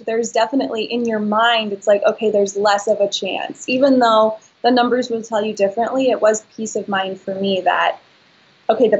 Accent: Santa Barbara, California, United States; I was from Santa Barbara

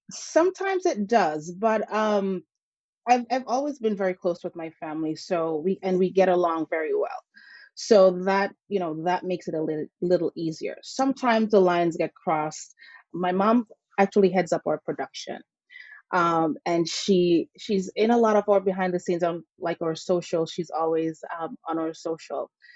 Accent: St. Ann, Saint Ann, Jamaica; now in Connecticut, United States; I grew up in Jamaica with my grandparents

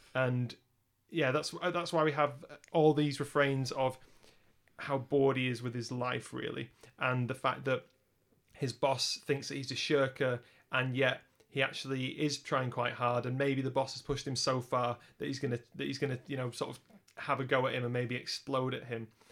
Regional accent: Lancashire, North West England, United Kingdom; we're both from Lancashire

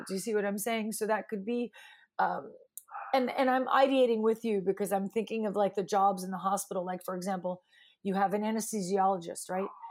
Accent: New York City, New York, United States; I grew up in New York City

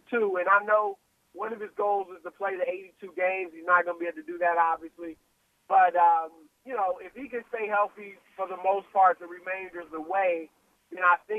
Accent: Louisiana, United States; I was born in Louisiana

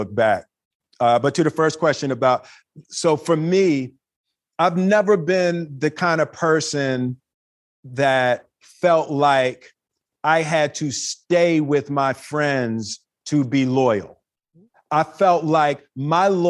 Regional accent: Philadelphia, Pennsylvania, United States; growing up in Philly

